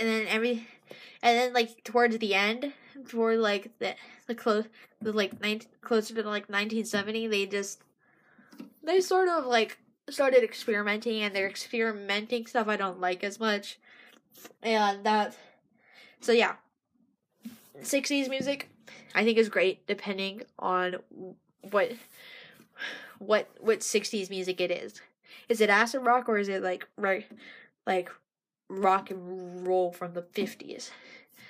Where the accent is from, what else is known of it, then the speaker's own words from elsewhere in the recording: Oklahoma, United States; my dad's family grew up in Oklahoma, and I'm growing up in Oklahoma.